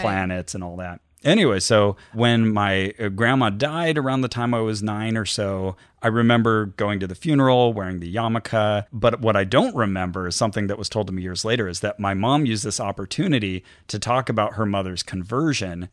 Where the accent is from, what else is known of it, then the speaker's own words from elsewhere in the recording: Santa Cruz, California, United States; now in Burbank, United States; I was raised in Santa Cruz.